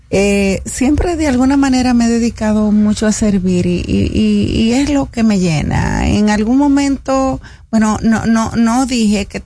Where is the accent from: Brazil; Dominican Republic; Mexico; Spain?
Dominican Republic; Cibao; Yo soy cibaeña.